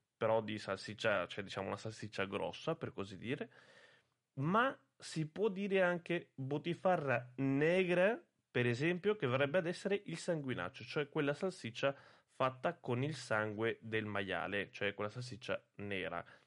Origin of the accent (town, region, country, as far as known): Italy